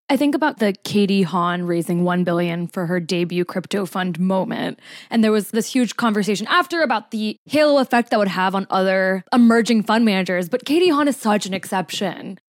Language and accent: English; New Jersey, United States; my home state